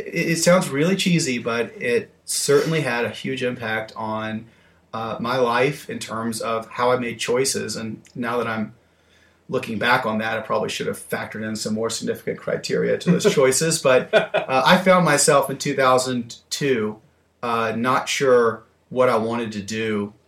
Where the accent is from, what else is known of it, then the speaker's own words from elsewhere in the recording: Alabama, United States; But yeah, so growing up in Alabama, I wasn't a big music